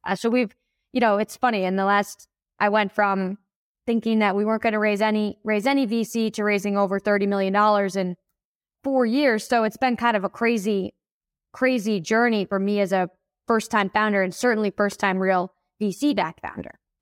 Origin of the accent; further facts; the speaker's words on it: Buffalo, New York, United States; moved away as an adult; now in Denver, United States; I was born in Buffalo, New York.